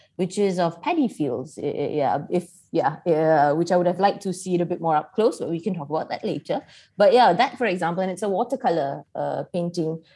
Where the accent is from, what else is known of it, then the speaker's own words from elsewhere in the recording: Malaysia; as a Malaysian